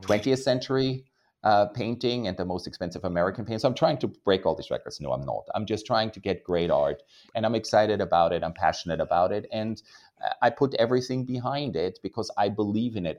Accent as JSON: {"language": "English", "country": "Austria", "tie": "born or raised there", "moved": "yes", "lives_now": "New York, United States", "said": "I was raised in Austria"}